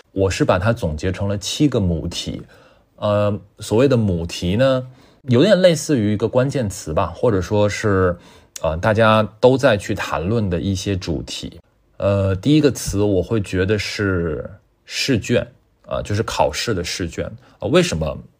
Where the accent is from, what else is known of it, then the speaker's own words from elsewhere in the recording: Tianjin, China; Amber 是我的天津老乡啊，呃，我们都是天津人